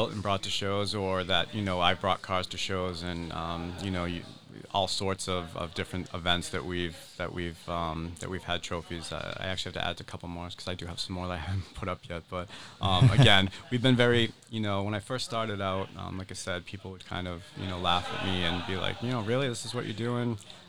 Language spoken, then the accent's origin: English; New England, United States; So, like I said, we come up from the Massachusetts, New Hampshire area, and I like to cook.